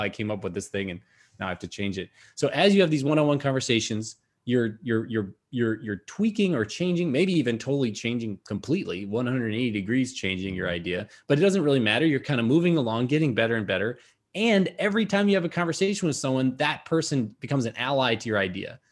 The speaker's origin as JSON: {"language": "English", "town": "Madison", "region": "Wisconsin", "country": "United States", "tie": "born or raised there", "moved": "yes", "said": "Madison, that's my hometown."}